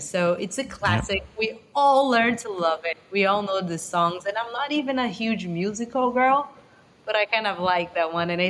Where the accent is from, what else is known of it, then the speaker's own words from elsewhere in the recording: Brazil; moved away; I was born and raised in Brazil